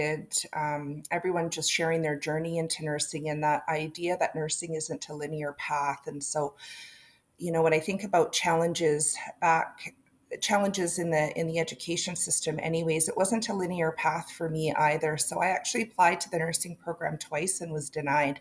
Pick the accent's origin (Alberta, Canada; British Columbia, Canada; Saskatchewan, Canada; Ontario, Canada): British Columbia, Canada; Dows; moved away as an adult; now in Kamloops, Canada; I come from Dows, right? Way out in the sticks